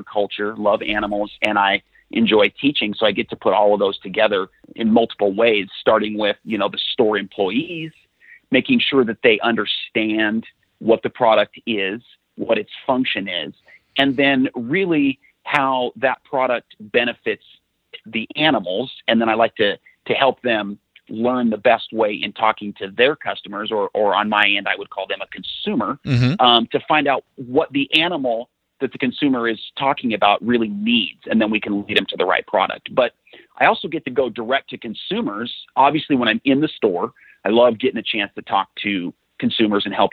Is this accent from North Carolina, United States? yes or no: no; Lewiston, Idaho, United States; I grew up in Lewiston, Idaho, up a little farther north.